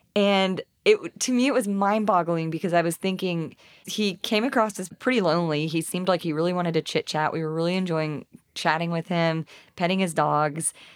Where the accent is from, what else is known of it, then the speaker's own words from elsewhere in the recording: East Texas, United States; now in Fayetteville, United States; I'm from East Texas